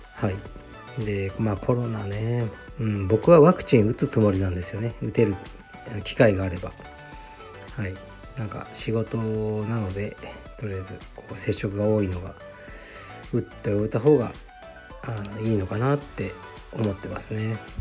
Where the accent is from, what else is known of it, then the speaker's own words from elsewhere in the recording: Japan; moved away as an adult; also born or lived in Saitama / United States; now in Tokyo, Japan; 地元を出たのが僕18なのでそれからアメリカにあそうじゃああの埼玉の大学行ってそれからアメリカ行って